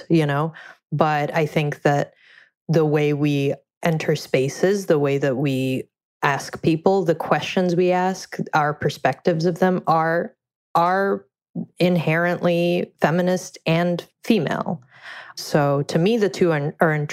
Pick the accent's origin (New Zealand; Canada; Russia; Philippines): Russia; moved away; I grew up in Russia